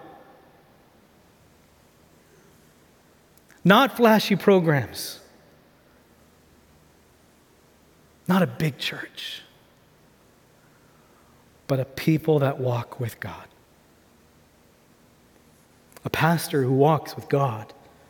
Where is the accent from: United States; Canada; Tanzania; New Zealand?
Tanzania; I'm an MK from Tanzania. I got to see my parents be able to do amazing things in ministry